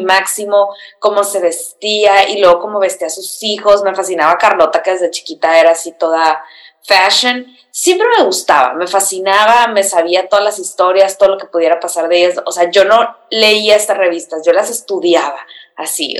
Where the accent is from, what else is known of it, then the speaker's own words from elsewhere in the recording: Mexicali, Baja California, Mexico; moved away; soy de Mexicali, donde no pasa nada